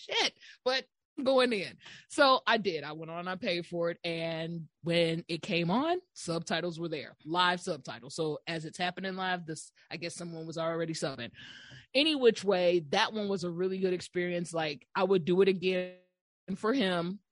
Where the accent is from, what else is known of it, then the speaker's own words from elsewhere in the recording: United States; as an American